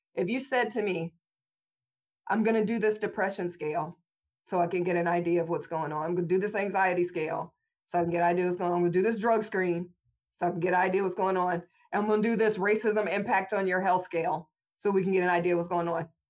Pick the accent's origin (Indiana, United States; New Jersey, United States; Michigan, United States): Indiana, United States; Indianapolis; I was born and raised in Indianapolis, Indiana in the early 80s